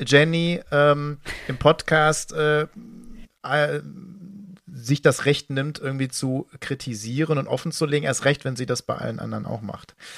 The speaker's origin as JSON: {"language": "German", "region": "West Germany", "country": "Germany", "said": "ich als Wessi"}